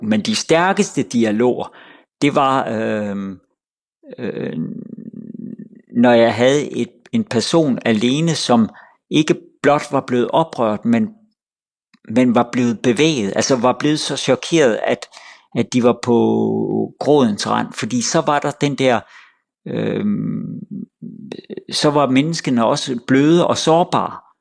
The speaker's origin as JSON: {"language": "Danish", "country": "Denmark"}